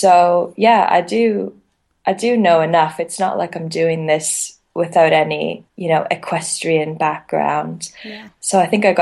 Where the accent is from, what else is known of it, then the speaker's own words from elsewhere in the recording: Canada; moved away; I'm actually from Canada